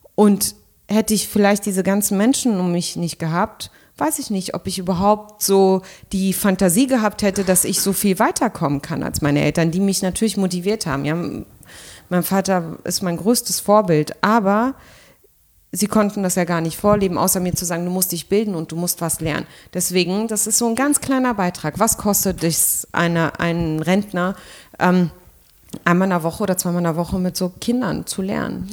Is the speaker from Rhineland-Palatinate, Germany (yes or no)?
no; Berlin, Germany; ich bin Berlinerin